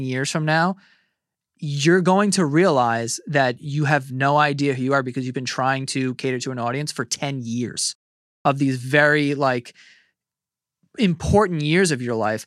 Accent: New York City, New York, United States; I grew up in Queens

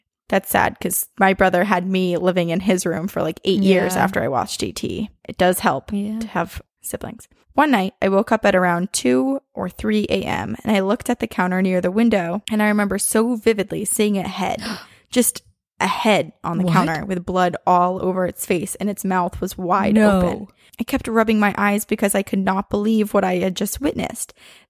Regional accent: Malaysia; I'm a listener from Malaysia.

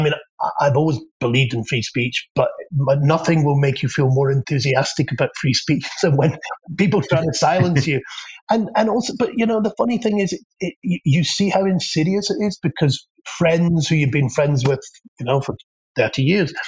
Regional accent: Scotland, United Kingdom; I'm Scottish

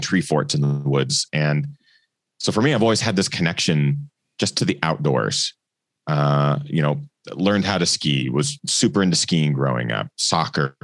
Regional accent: Pacific Northwest, Washington, United States; also born or lived in Portland, Oregon; growing up in the Northwest

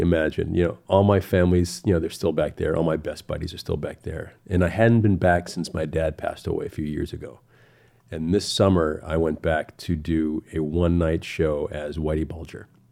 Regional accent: Cape Cod, Massachusetts, United States; now in California, United States; growing up in Cape Cod

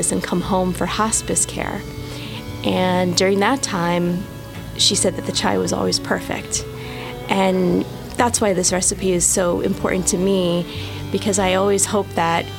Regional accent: Jersey City, New Jersey, United States; I'm from Jersey City, New Jersey

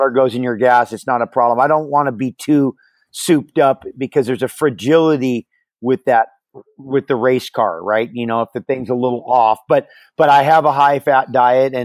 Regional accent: Hawaii, United States; growing up in Hawaii

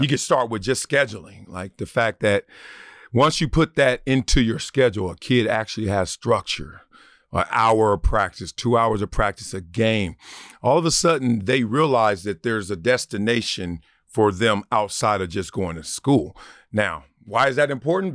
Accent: Los Angeles, California, United States; also born or lived in Compton; now in Encino, United States; South Central where I grew up

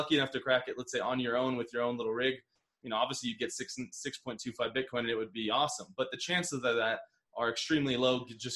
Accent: United States; now in Medellin, Colombia; us being American

